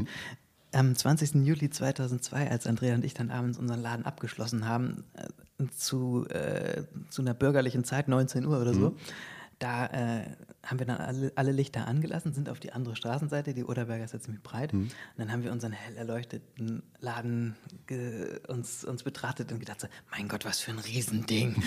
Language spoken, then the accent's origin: German; Bremen, Germany; now in Berlin, Germany; Ich äh, bin ja Bremer